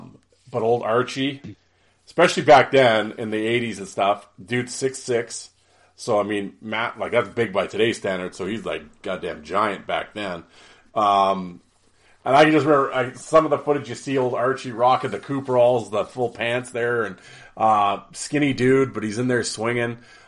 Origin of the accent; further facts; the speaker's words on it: Canada; Absolutely. That's why I'm Canadian.